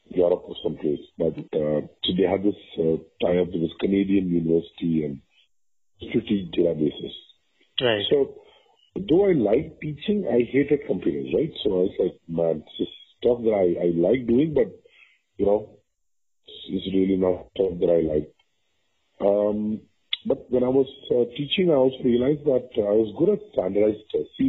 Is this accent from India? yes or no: yes; Vadodara, Gujarat, India; moved away as an adult; now in Bangalore, India; so I'm a Tamil, but I grew up in Gujarat.